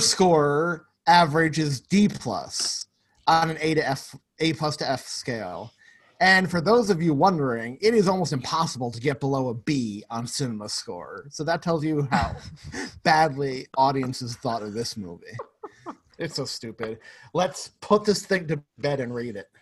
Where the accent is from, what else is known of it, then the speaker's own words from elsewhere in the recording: New York, United States; As a New Yorker